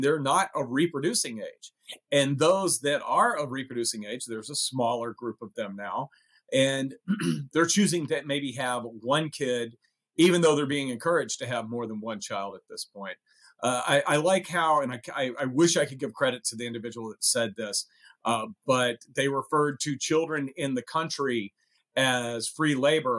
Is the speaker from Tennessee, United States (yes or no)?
yes; Tennessee, United States; accent: Tennessee; moved away; also born or lived in Chicago; my Tennessee accent